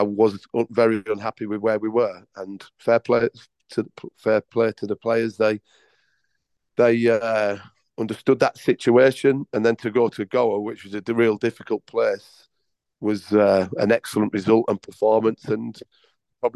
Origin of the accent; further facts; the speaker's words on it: Leeds, Yorkshire and the Humber, United Kingdom; moved away as an adult; also born or lived in Leicester; now in Bengaluru, India; I was brought up in Yorkshire, Leeds, and where I started as a 14-year-old player